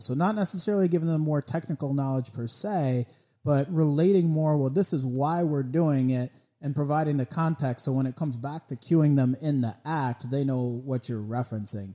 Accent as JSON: {"language": "English", "region": "Connecticut", "country": "United States", "tie": "born or raised there", "said": "I was raised in Connecticut"}